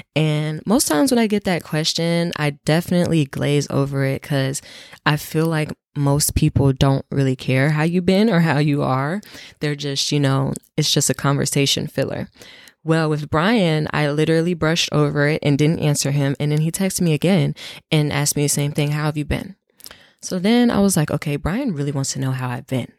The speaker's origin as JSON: {"language": "English", "region": "North Carolina", "country": "United States", "tie": "born or raised there", "also_born_or_lived": "Ohio", "moved": "as an adult", "lives_now": "Washington, D.C., United States", "said": "I'm from North Carolina. That is where I grew up. That's where I spent the most time. So that's my hometown"}